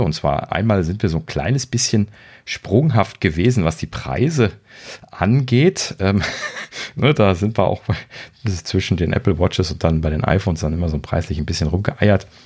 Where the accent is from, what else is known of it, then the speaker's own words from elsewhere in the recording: Germany; als Deutsche